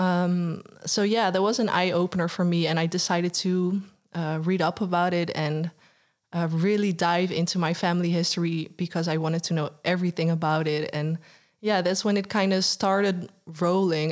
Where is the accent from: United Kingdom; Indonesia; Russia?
Indonesia; West Papua; West Papuans w-, we're not Asian, we're from Melanesian